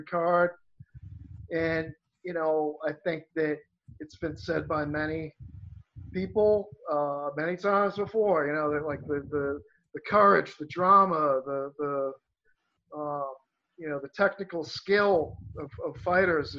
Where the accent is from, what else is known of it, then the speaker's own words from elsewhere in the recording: Rockport, Massachusetts, United States; now in Gloucester, United States; Rockport, which is the next town, which is actually my hometown and where Andy and I grew up